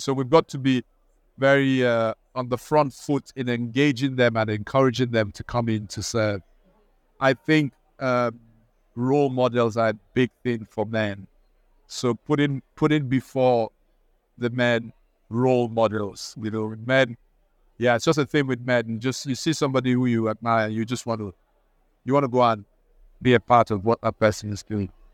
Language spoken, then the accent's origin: English; Nigeria; now in United Kingdom; I'm also Nigerian